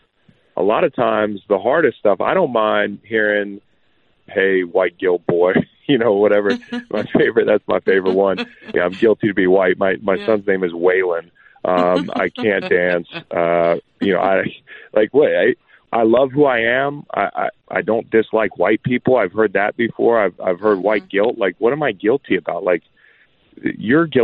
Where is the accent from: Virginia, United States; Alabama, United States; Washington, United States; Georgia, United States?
Virginia, United States; Charlottesville; moved away; my hometown in Charlottesville